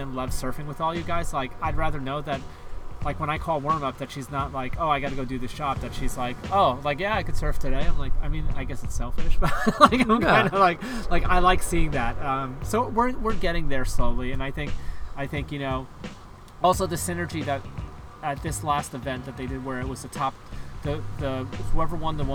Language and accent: English; New York, United States; it being in my hometown